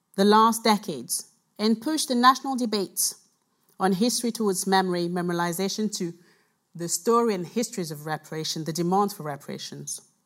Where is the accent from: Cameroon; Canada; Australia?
Cameroon; now in United Kingdom; I was born in Cameroon, so I'm here I'm from here. I'm from there.